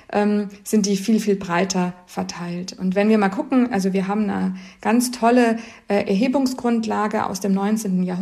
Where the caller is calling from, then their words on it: Rhineland-Palatinate, Germany; guten Morgen, ich komme aus dem Westerwald. Bei uns ist es im Moment arschkalt noch.